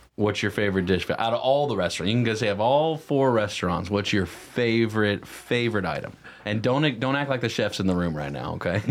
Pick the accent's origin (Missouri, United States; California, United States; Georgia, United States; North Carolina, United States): North Carolina, United States; Cornelius; we grew up in Cornelius Huntersville area.